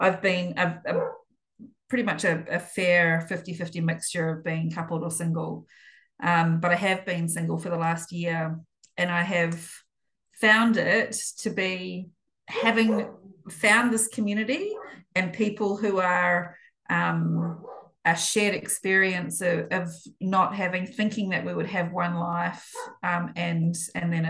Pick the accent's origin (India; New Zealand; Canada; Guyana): New Zealand; moved away as an adult; also born or lived in United Kingdom; now in Melbourne, Australia; I'm a Kiwi